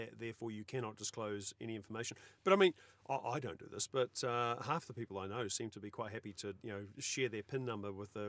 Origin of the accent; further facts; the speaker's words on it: New Zealand; Because I'm a New Zealander.